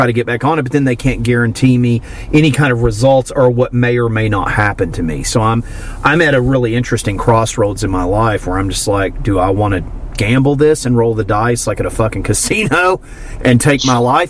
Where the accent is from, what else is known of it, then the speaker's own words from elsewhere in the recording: Miami, Florida, United States; I'm from Florida, but I'm just like... I'm from the Miami area